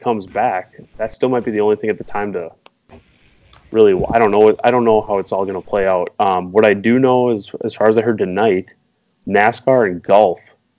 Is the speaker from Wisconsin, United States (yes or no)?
yes; Wisconsin, United States; being that we are from Wisconsin